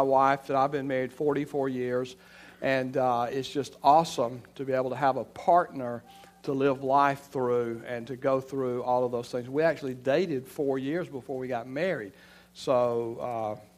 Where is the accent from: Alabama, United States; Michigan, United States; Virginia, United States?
Alabama, United States; Elba; moved away as an adult; also born or lived in Florida; I'm from Elba, Alabama, and I grew up in Alabama